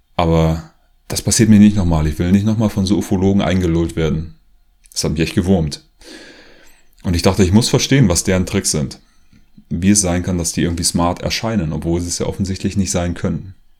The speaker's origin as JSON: {"language": "German", "country": "Germany", "moved": "as an adult", "lives_now": "Leipzig, Germany", "said": "Ich komme eigentlich aus der Nähe von Berlin"}